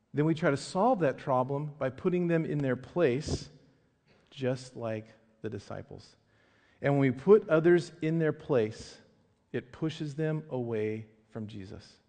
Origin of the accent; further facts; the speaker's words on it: Medford, Oregon, United States; I grew up in Medford, Southern Oregon.